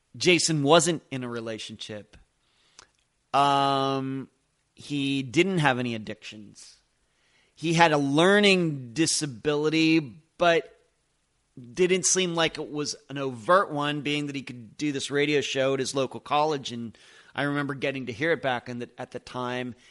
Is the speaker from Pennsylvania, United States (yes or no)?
yes; Lynchburg, Pennsylvania, United States; also born or lived in Madeira Beach, Florida; now in Clearwater Beach, United States; where I grew up in Lynchburg, Pennsylvania